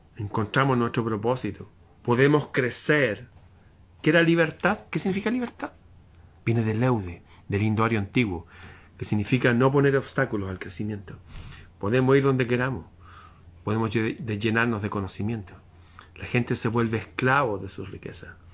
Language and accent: Spanish; Chile